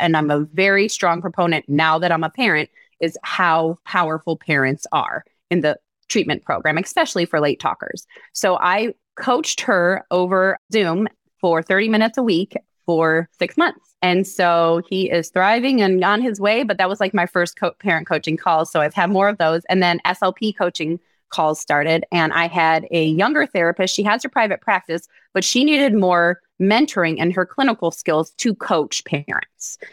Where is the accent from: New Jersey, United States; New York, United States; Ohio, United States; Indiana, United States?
Ohio, United States; Cleveland; moved away as an adult; also born or lived in Scottsdale, Arizona / Dallas Fort Worth area; now in Dallas Fort Worth, United States; I'm originally from Cleveland, Ohio